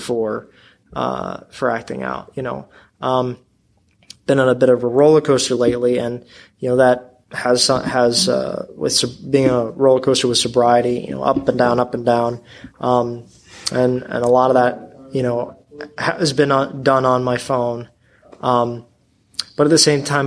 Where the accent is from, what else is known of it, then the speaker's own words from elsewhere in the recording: Baltimore, Maryland, United States; I'm from Baltimore